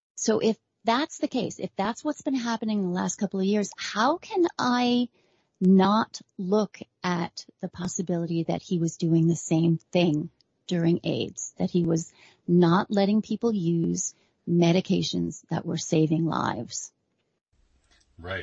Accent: New York, United States; I'm a New Yorker going way back.

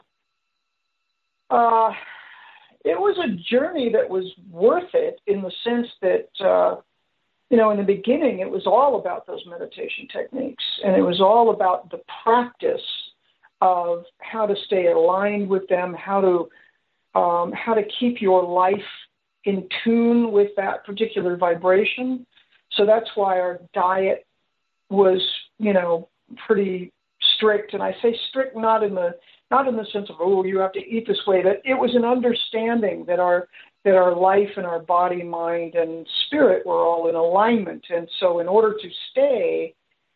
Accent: Los Angeles, California, United States; my life growing up in Los Angeles in the 50s, 60s, 70s

